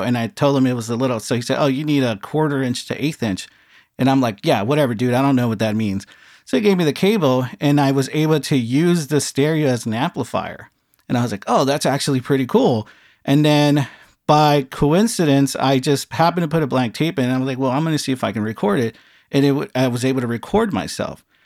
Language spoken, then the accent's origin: English; Los Angeles, California, United States; I grew up in a small town, San Pedro, California